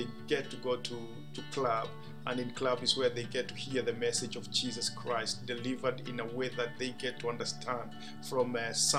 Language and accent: English; Kenya; I am from Kenya